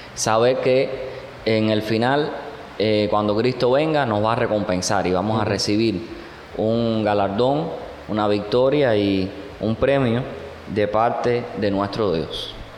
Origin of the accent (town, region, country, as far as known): Cuba